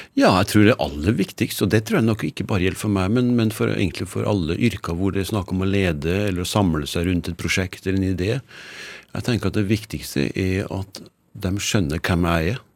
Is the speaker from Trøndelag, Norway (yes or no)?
yes; Trøndelag, Norway; Jeg har jo vokst opp eh, som nordmann